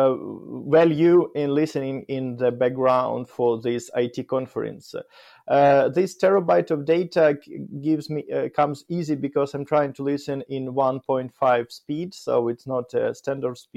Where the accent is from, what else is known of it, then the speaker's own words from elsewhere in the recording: Kyiv, Ukraine; English is a second language; I grew up in Kyiv, in the capital of Ukraine, in the heart of the Kyiv